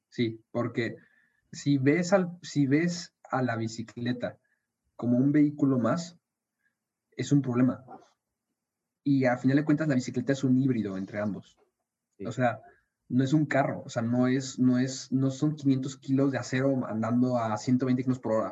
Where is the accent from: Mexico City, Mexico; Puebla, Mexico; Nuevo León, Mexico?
Mexico City, Mexico; now in Monterrey, Mexico; yo crecí en Ciudad de México